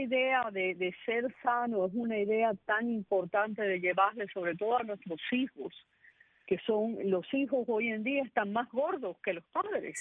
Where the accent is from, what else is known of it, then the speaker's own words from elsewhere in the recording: Cuba; first language Spanish; moved away; also born or lived in Bronx, New York, United States; siendo yo soy cubana siendo cubana